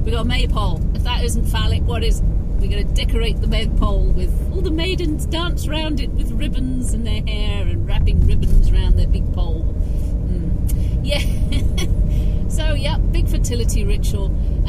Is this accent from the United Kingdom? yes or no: yes; England, United Kingdom; I am English, and I love being English, and I love my land